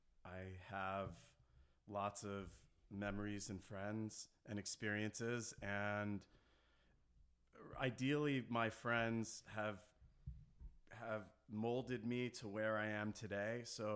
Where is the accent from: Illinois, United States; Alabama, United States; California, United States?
California, United States; Long Beach; I'm here to share a little bit about the experiences that we had growing up in Long Beach and how we